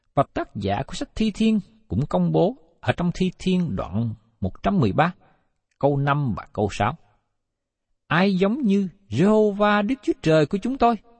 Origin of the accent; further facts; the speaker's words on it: Vietnam; người Việt của chúng ta